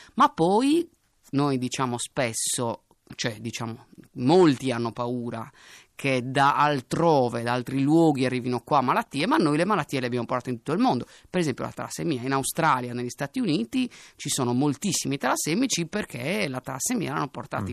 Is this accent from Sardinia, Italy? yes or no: yes; Sardinia, Italy; sono, sono sardo, eh, non di origine sar-, sardo